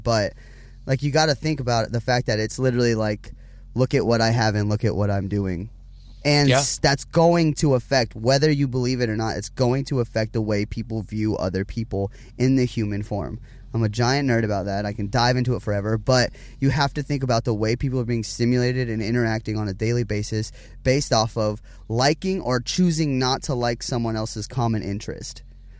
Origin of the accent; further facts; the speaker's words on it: Huntington Beach, California, United States; born there; also born or lived in Las Vegas; I was born in Huntington Beach, California, by my mother and father, obviously.